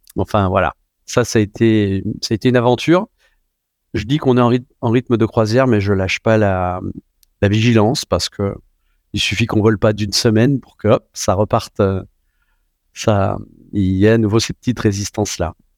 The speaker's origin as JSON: {"language": "French", "town": "Saint-Étienne", "region": "Auvergne-Rhône-Alpes", "country": "France", "moved": "yes", "said": "je viens de Saint-Étienne. J'étais dans un aéroclub euh, du côté de Saint-Chamond"}